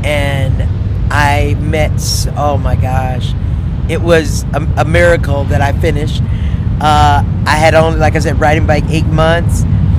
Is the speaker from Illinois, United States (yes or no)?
no; Panama City, Florida, United States; Third grade in Panama City, Florida.